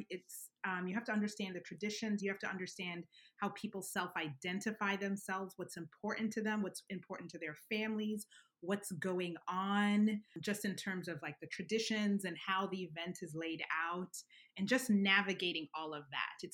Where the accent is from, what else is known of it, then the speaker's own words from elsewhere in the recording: Alabama, United States; now in New York, United States; until I came to New York, I didn't realize how much of a bubble it was. Um, I would definitely Alabama's very black and white.